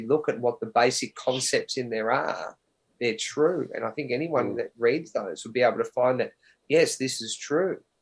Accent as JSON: {"language": "English", "country": "Australia", "tie": "born or raised there"}